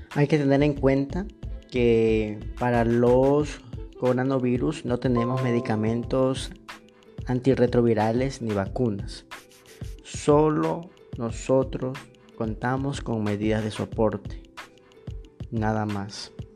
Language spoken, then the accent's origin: Spanish; Ecuador; also born or lived in Machala, Ecuador; yo soy de Ecuador, este, yo vivo en Machala